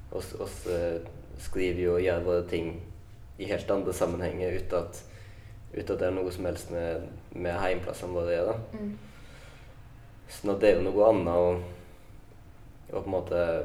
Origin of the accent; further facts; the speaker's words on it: Lærdal, Vestland, Norway; moved away; når jeg er hjemme i Lærdal